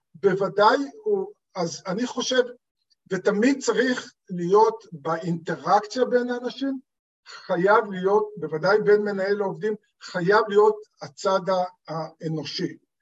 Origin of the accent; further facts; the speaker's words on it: Israel; כי אני בא מקיבוץ, במקורי אני בן קיבוץ